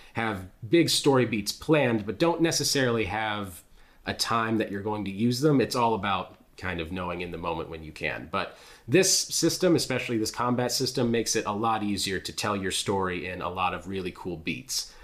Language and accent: English; United States; as an American